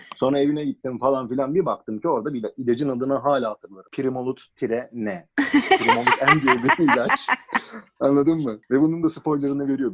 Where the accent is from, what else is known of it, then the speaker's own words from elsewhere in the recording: Istanbul, Turkey; also born or lived in United States / Canada; Ama ben Üsküdar'da doğdum. Burada büyüdüm.